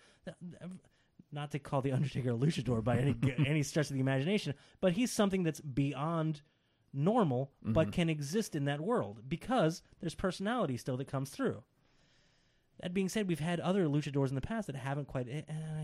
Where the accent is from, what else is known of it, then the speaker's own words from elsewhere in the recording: United States; as an American audience member